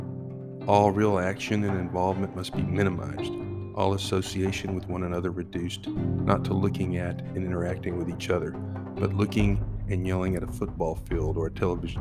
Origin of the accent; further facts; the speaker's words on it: Texas, United States; I grew up in Texas, came from a football family